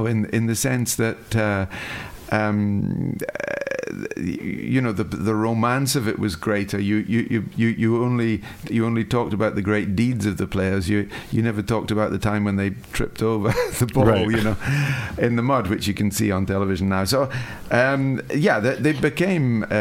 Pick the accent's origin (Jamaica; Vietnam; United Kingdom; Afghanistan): United Kingdom; Dundee, Scotland; I grew up in Dundee